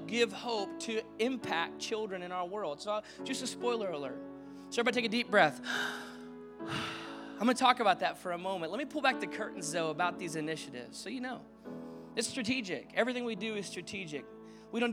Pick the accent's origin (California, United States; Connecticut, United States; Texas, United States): Texas, United States; Dallas; also born or lived in Arizona; now in Orange County, United States; we lived in Arizona, we grew up in Dallas, and we moved to Orange County to plant this church